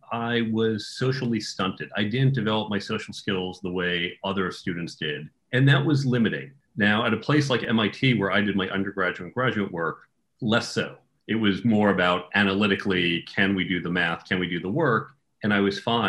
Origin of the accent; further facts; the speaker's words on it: United States; also born or lived in New York area / Chicago area; I grew up outside of New York and outside of Chicago